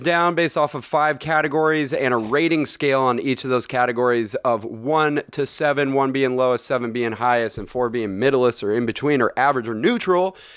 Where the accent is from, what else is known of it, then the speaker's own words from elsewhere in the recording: Bay Area, California, United States; I am from the Bay Area.